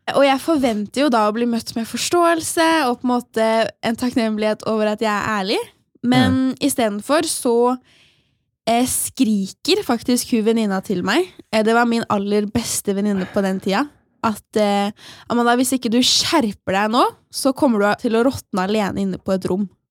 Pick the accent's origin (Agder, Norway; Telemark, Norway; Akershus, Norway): Akershus, Norway; Asker; moved away; min aller beste venninne hjemme i Asker.